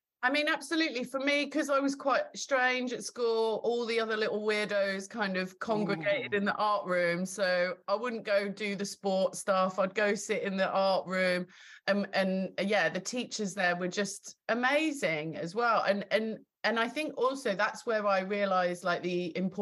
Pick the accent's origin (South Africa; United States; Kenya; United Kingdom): United Kingdom; Kent, South East England; I'm from Kent